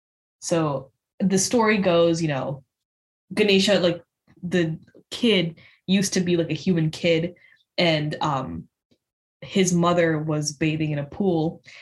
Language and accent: English; Maharashtra, India; I'm from West India, mm-hmm. from the state of Maharashtra.